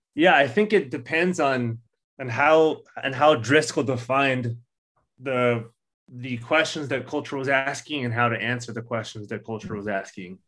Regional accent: Orange County, California, United States; growing up in Orange County, which was megachurch capital of the world for a long time

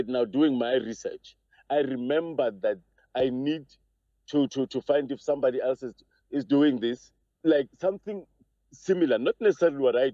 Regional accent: Johannesburg, Gauteng, South Africa; I'm from Joburg.

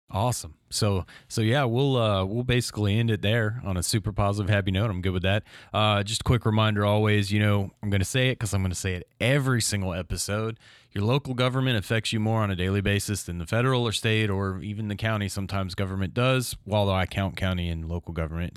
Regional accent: Crestview, Florida, United States; I'm from Crestview

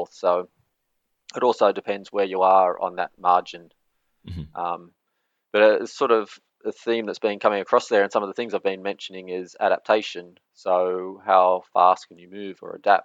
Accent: Australia; now in Norway; I'm from Australia

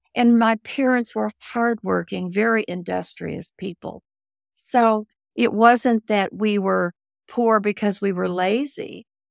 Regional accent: Ozarks of Missouri, United States; moved away; also born or lived in New Orleans; I grew up in the Ozarks of Missouri

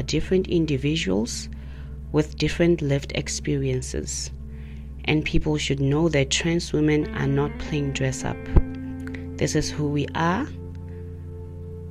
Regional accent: Mahikeng, North West, South Africa; now in Pretoria, South Africa; born and bred in Mahikeng, Northwest. I now reside in Pretoria

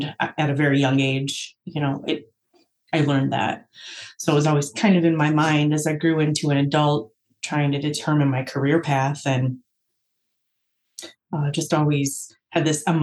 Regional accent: La Porte, Indiana, United States; I grew up in LaPorte, Indiana. And actually, 43 years later, I still live there

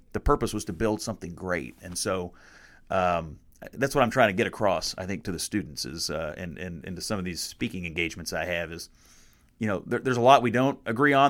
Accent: Dawson Springs, Kentucky, United States; moved away as an adult; growing up in Dawson Springs

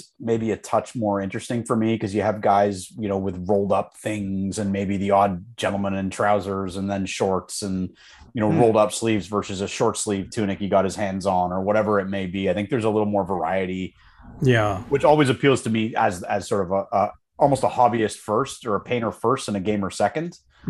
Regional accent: Canada; I know we didn't because we were sharing American supply and they wanted 45.

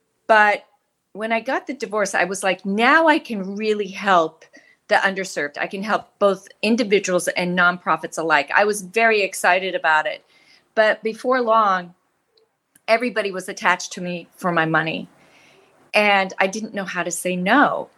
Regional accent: Nebraska, United States; also born or lived in Wyoming / Colorado; I grew up in a rural area. I grew up in Nebraska and Wyoming and rural Colorado. And my family was economically challenged.

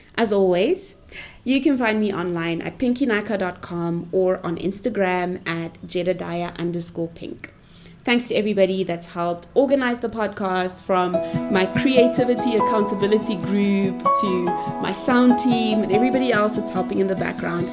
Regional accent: Pretoria, Gauteng, South Africa; I was born and bred in Pretoria, Cap City of South Africa

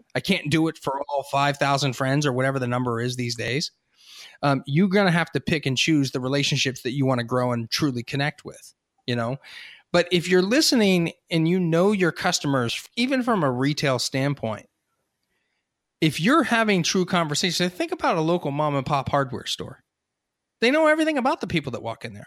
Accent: Hershey, Pennsylvania, United States; I grew up in Hershey.

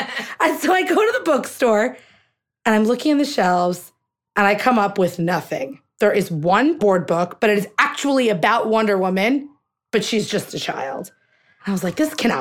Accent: United States; we're American. We're Indian-Americans

